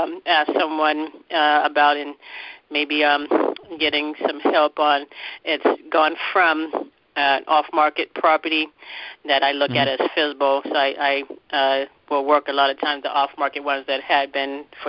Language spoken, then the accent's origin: English; Charleston, South Carolina, United States; From Charleston, South Carolina.